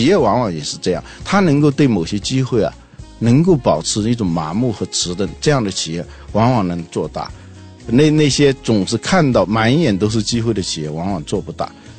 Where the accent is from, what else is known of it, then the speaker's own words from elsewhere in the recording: Guangzhou, Guangdong, China; 啊，现在我广州人都知道有个万家百货